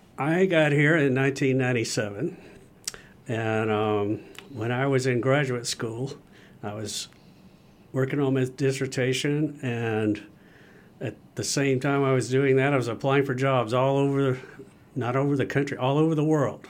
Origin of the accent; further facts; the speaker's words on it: Gainesville, Georgia, United States; I grew up in North Georgia